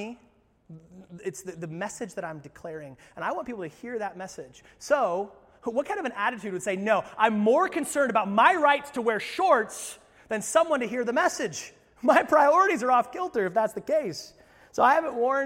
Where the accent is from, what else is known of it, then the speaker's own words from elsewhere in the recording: United States; us as American Christians